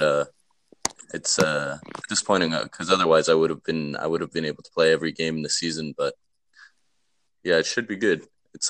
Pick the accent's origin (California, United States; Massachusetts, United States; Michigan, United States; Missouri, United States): Massachusetts, United States; Sudbury; moved away as an adult; now in Scotland; I grew up in Sudbury, Massachusetts, just outside of Boston, in the US.